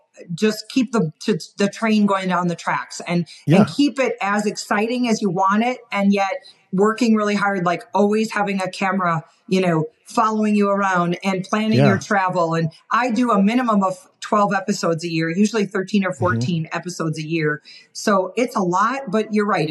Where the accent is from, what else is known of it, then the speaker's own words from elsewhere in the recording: Wisconsin, United States; moved away as an adult; also born or lived in Montana; now in Utah, United States; I grew up in Wisconsin, so I'm a Midwestern gal